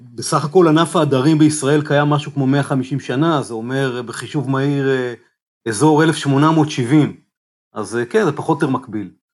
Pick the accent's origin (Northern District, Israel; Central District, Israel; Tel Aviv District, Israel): Central District, Israel; Rehovot; אני בעצם אה, גדלתי בעיר רחובות